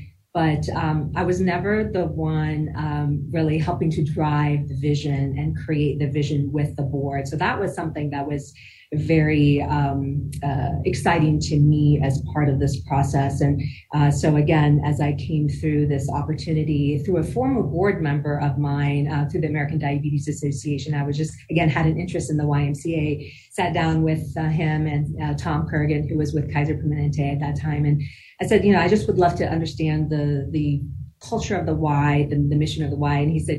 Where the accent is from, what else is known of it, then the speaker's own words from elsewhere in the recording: Damascus, Damascus Governorate, Syria; also born or lived in Denver, United States; now in United States; You know, while I was born here in Denver, Colorado, I actually grew up in the Middle East in Damascus, Syria for many years and came back to the U.S.